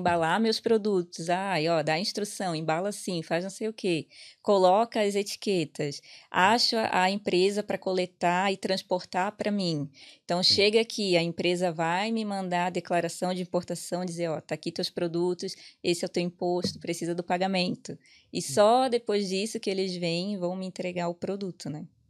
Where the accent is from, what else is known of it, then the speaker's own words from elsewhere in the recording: Itajaí, Santa Catarina, Brazil; accent: peixeiro; moved away as an adult; now in Ireland; eu sou de Itajaí, Santa Catarina, então é uma cidade portuária.